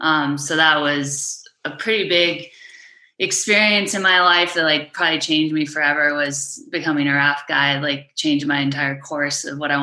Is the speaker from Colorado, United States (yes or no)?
yes; Monument, Colorado, United States; I grew up on the Front Range of Colorado in a little town called Monument, which is between Colorado Springs and Castle Rock. It's a beautiful town